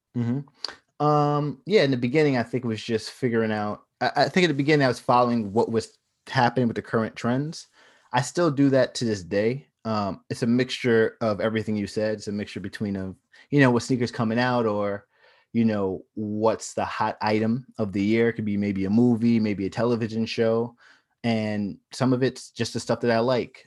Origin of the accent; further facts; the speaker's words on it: Long Island, New York, United States; I was from Long Island